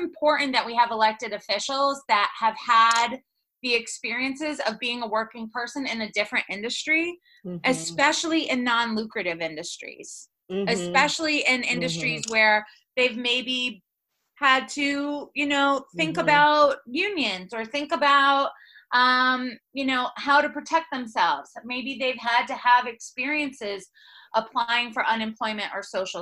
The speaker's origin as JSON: {"language": "English", "town": "Rochester", "region": "New York", "country": "United States", "tie": "born or raised there", "said": "I grew up in Rochester, New York, and my mom is a nurse"}